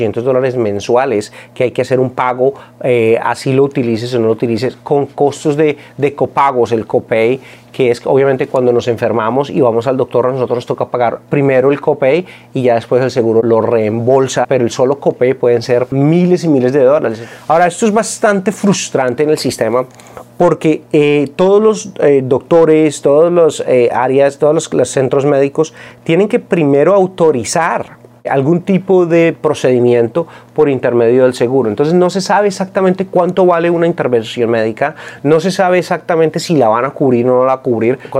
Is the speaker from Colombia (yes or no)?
yes; Colombia; now in United States; Cuando yo vine de Colombia, eh, los seguros eh, es algo que todos podemos acceder